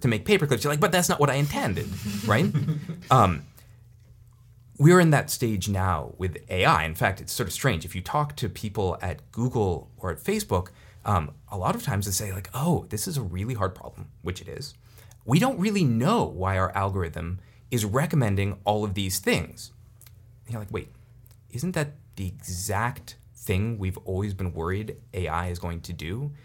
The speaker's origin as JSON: {"language": "English", "area": "Silicon Valley", "region": "California", "country": "United States", "said": "I'm, I'm from Silicon Valley."}